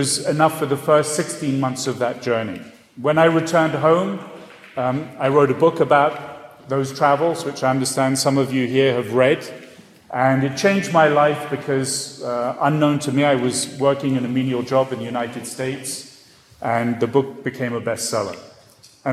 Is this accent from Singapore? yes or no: no; Switzerland; moved away; I grew up partly in Switzerland